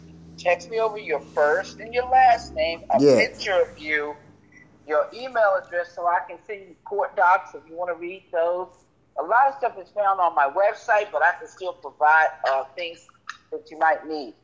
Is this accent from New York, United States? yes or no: yes; New York, United States; now in Las Vegas, United States; I'm from New York, but I live in Vegas, and Vegas is California time.